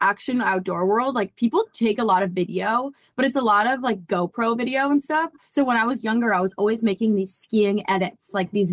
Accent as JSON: {"language": "English", "region": "New England", "country": "United States", "tie": "born or raised there", "lives_now": "California, United States", "said": "Growing up in New England, I think you guys can probably resonate with this, is that California feels like there's nothing about it that's homey to me."}